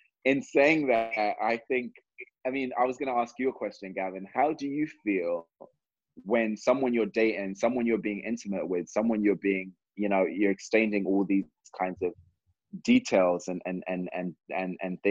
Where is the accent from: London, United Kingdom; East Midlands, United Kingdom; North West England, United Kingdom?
London, United Kingdom; moved away as an adult; now in United States; growing up in London